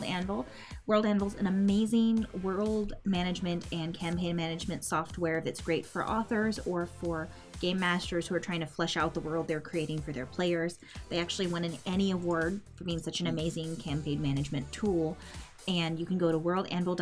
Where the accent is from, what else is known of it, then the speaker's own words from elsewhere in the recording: California, United States; I grew up in California